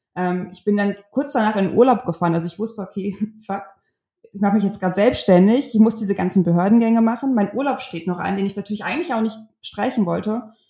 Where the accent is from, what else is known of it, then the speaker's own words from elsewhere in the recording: North Rhine-Westphalia, Germany; ich komme aus Ostwestfalen. Wir sind unfassbar konservativ und sicherheitsbewusst.